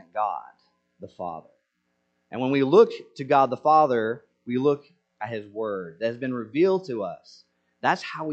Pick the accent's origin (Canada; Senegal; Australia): Senegal; moved away; I grew up in Senegal